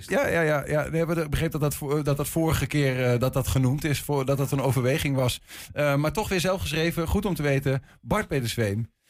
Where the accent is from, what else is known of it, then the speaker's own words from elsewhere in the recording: Groningen, Netherlands; ik kom uit Groningen, ik spreek dat dialect, daar is het spel.